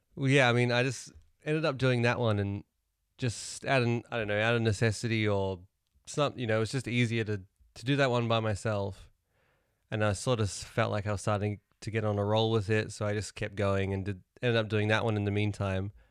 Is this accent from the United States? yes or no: no; New Zealand; moved away; also born or lived in Melbourne, Australia; Growing up in New Zealand, they, at school assembly